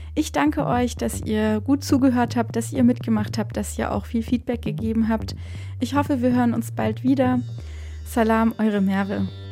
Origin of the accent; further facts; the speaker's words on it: Baden-Württemberg, Germany; Ich komme ja aus Baden-Württemberg